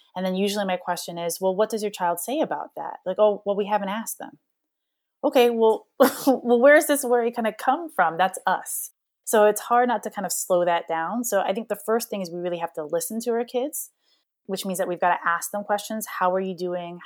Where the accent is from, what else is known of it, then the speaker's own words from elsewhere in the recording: Hawaii, United States; moved away; I'm a black kid that grew up in, in Hawaii